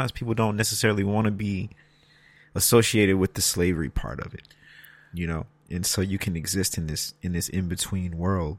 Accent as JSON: {"language": "English", "country": "United States", "said": "as an American"}